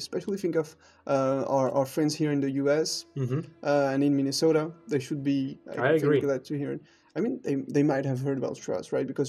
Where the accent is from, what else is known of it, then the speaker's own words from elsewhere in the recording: Toulouse, Occitania, France; English is a second language; moved away; my personal tradition is actually something very personal that I experienced in my hometown of Toulouse.